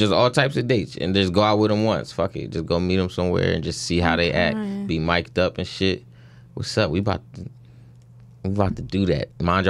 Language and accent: English; Jacksonville, Florida, United States; I'm 27 from Jacksonville, Florida.